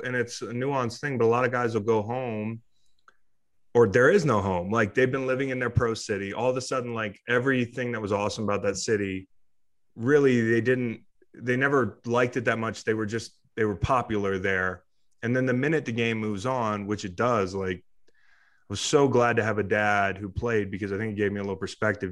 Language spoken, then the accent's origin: English; Charlottesville, Virginia, United States; I grew up in Charlottesville. I moved back to Charlottesville.